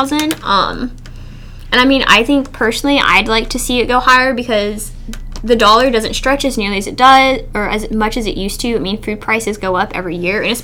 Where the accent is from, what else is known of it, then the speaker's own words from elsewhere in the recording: Bullitt County, Kentucky, United States; I'm from Bullitt County, and all of my family hunts, and they all call it venison.